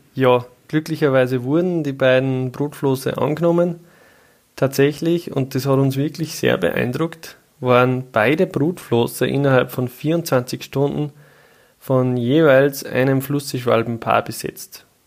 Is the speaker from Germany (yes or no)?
no; Austria; bei uns in Österreich